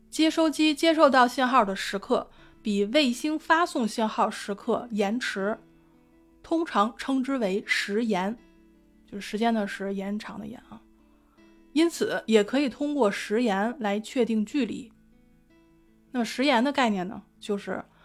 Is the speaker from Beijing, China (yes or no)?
yes; Beijing, China; 我作为一个北京人